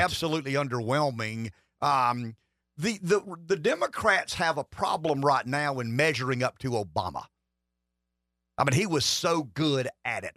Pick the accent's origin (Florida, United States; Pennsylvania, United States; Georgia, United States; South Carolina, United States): South Carolina, United States; Pamplico; I'm from Pamplico